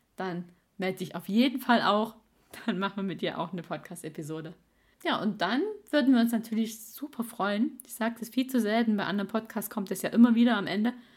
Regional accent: East Germany, Germany; moved away; also born or lived in Swabia; ich bin ein Ossi-Schwabe

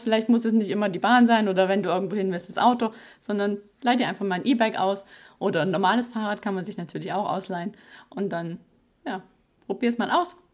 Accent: Baden-Württemberg, Germany; bei uns im Ländle

